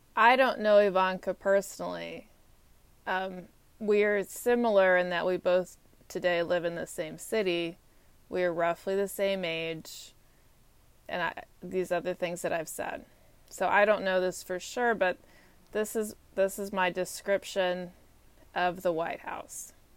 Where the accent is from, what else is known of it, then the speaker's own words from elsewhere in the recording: Texas, United States; moved away as an adult; also born or lived in Georgia; now in Washington, D.C., United States; I'm from Texas